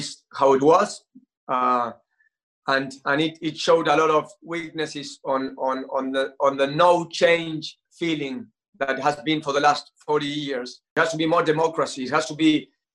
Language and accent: English; Argentina; I'm Argentinian